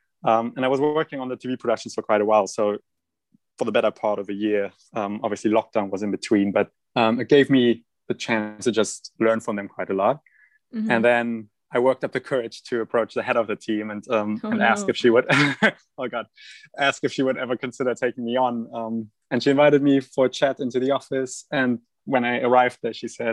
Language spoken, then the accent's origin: English; Germany; accent: German; that's my German accent.